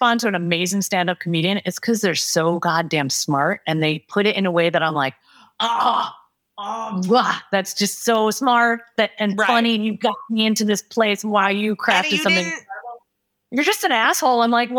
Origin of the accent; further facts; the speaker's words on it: Detroit, Michigan, United States; I'm from Detroit